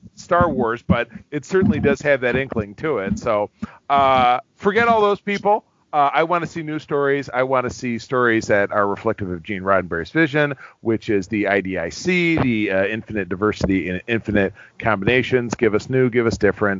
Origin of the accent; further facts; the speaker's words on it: Detroit, Michigan, United States; I'm from Detroit, Michigan